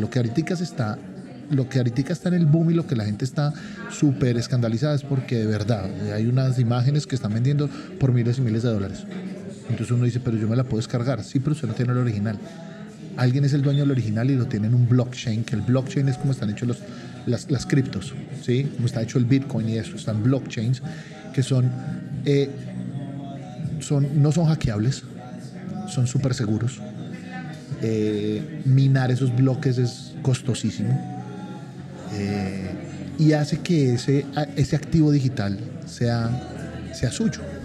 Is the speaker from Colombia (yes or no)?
yes; Colombia; a uno como colombiano